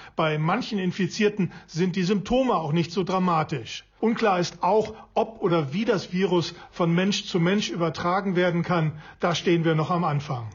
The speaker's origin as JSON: {"language": "German", "country": "Germany", "moved": "yes", "lives_now": "China", "said": "zu Hause in Deutschland"}